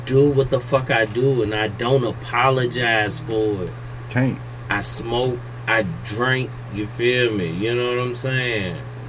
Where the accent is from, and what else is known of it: United States; accent: country